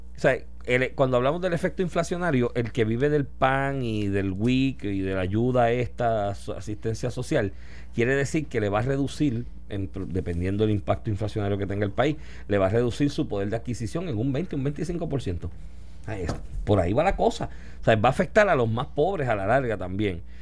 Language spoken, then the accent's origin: Spanish; Puerto Rico; siendo nosotros colonia de Estados Estados Unidos. Si Estados Unidos tiene una crisis económica, ¿qué nos va a pasar a nosotros aquí?